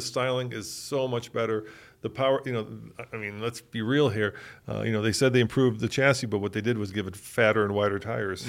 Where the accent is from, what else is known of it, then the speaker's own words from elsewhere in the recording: United States; as just an American